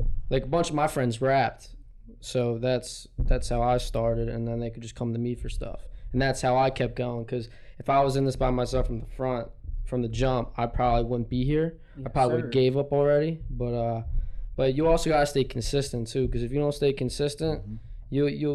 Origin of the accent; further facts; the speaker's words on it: Ridley, Pennsylvania, United States; moved away as an adult; now in Philadelphia, United States; I grew up in Ridley, Delaware County.